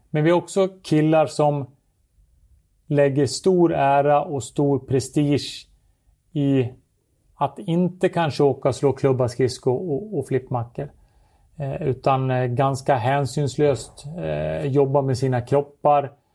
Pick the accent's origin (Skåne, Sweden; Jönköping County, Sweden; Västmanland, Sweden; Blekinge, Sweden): Västmanland, Sweden; Surahammar; när jag spelade hemma i Surahammar